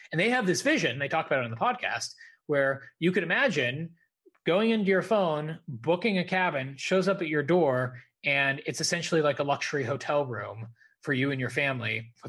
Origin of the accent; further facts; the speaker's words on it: United States; I'm American. I'm not British